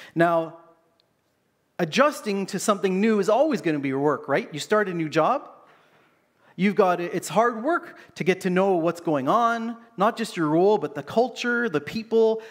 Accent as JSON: {"language": "English", "country": "Canada", "tie": "born or raised there", "said": "growing up in Canada"}